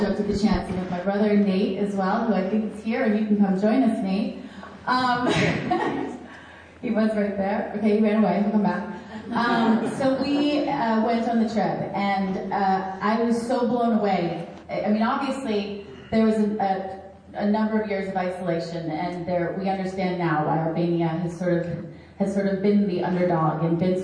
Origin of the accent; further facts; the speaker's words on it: Boston, Massachusetts, United States; I grew up in Boston